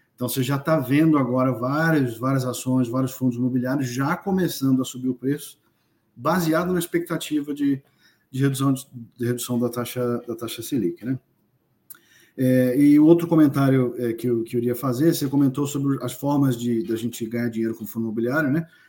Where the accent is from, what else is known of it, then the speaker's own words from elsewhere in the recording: Brazil; moved away; sou brasileiro, obviamente, moro fora do Brasil já há algum tempo